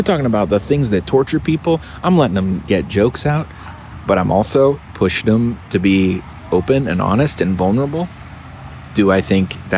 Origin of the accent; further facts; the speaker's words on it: Cincinnati, Ohio, United States; I grew up in Cincinnati, right? I went to high school in Cincinnati